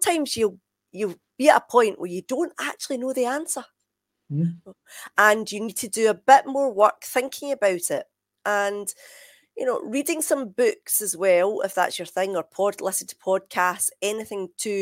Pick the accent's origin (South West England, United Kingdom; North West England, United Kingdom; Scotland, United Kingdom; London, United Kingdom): Scotland, United Kingdom; moved away as an adult; now in England; of course I am Scottish